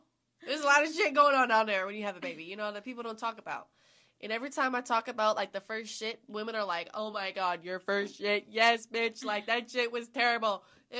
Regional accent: Florida, United States; I'm from Florida, bitch.

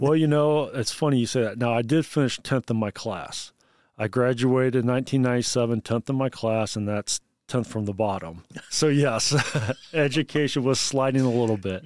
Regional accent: Bluffton, Indiana, United States; I am from Bluffton, Indiana. It's in Wells County, about thirty miles south of Fort Wayne, Indiana

